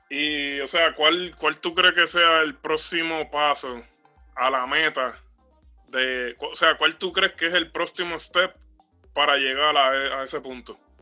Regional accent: Puerto Rico; now in United States; somos gente que salimos de Puerto Rico y, estamos viviendo acá en Estados Unidos

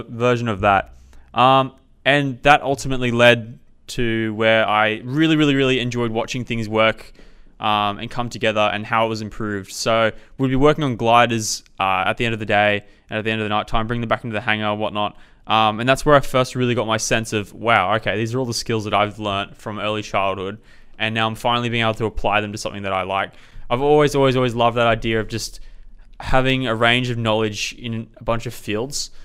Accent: Coffs Harbour, New South Wales, Australia; I grew up in a rural city, uh, of Coffs Harbour, uh, mid-North Coast

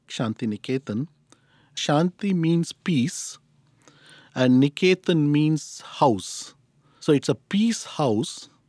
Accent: Chennai, Tamil Nadu, India; moved away as an adult; also born or lived in Illinois, United States; now in Lansing, United States; I was born and brought up in Madras

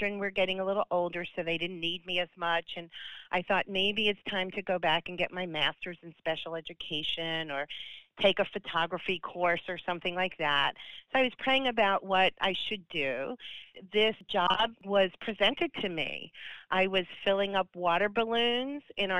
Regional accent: New York City, New York, United States; moved away as an adult; now in Wilmington, United States; I grew up in Staten Island, New York

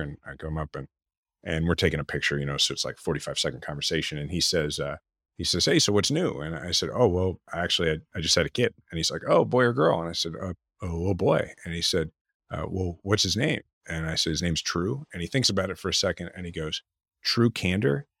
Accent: Kansas City, Missouri, United States; we're from Kansas City, in the 80s and early 90s and watching George Brett

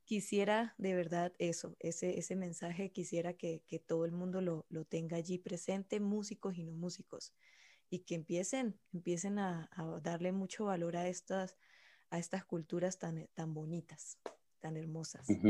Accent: Venezuela; yo soy venezolana

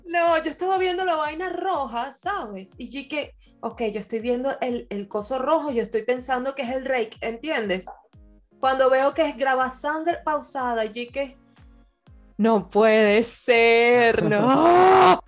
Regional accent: Venezuela; now in Portugal; todos los venezolanos aquí en Portugal estamos conectadísimos

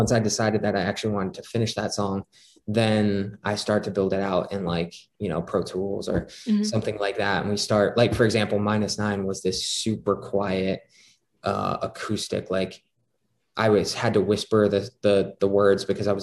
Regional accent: Scranton, Pennsylvania, United States; my hometown of Scranton, Pennsylvania

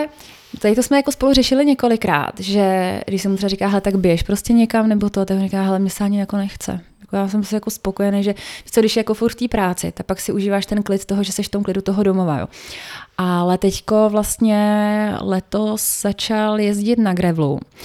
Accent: Teplice, Ústí nad Labem Region, Czechia; also born or lived in Mikulov (Ore Mountains); svoje dětství, které jsme trávili vlastně v tom Mikulově protože jsme tam jezdili z Teplic na chatu

